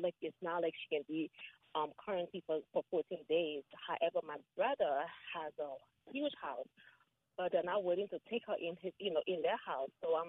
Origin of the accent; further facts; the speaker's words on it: Liberia; moved away; I'm from Liberia, West Africa.